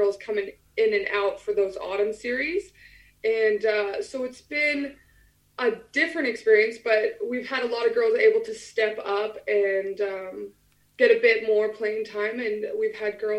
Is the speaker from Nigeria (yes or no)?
no; Alberta, Canada; moved away as an adult; now in England; I'm from the middle. I'm from Alberta